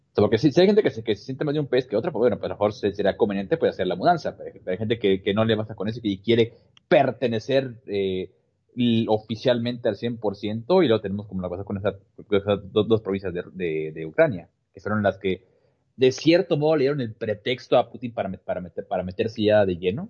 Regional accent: Mexico; acá en México

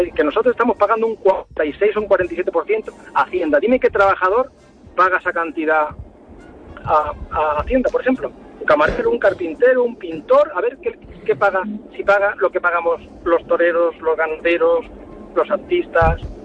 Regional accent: Mallorca, Balearic Islands, Spain; now in Extremadura, Spain; Me siento mallorquín, he nacido en Mallorca, amo Mallorca

